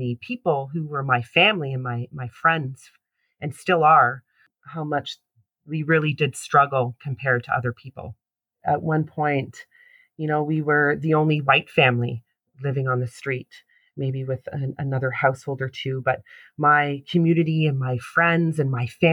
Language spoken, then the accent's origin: English; Toronto, Ontario, Canada; also born or lived in Brampton, Ontario; I was born and raised in Toronto, Ontario, Canada